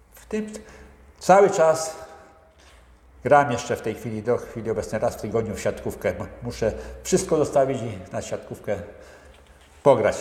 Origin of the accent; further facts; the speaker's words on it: area around Bełchatów, Łódź Voivodeship, Poland; moved away as an adult; also born or lived in Kluczbork; Ja pochodzę z okolic Bełchatowa, ogólnie jak mhm. skończyłem mhm. w Bełchatowie, no i przyszedłem do Kluczborka